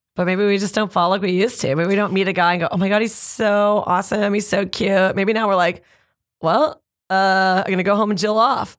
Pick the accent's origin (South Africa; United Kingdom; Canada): Canada; we already kind of knew as Canadian comics